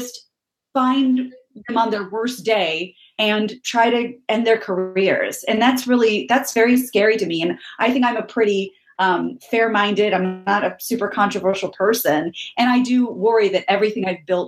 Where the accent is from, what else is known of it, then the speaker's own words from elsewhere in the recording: Midwest, United States; growing up in the Midwest here in the middle of the country